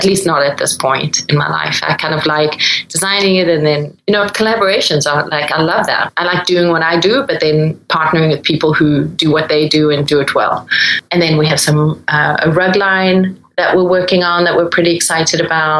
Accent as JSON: {"language": "English", "town": "Durban", "region": "KwaZulu-Natal", "country": "South Africa", "tie": "born or raised there", "also_born_or_lived": "Netherlands", "moved": "yes", "said": "where I grew up in Durban"}